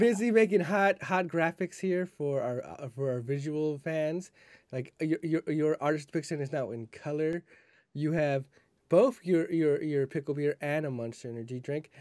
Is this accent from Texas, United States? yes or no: yes; Texas, United States; We're from Texas